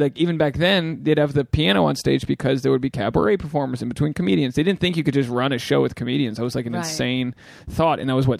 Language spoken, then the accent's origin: English; Rhode Island, United States; moved away; Rhode Island where I'm from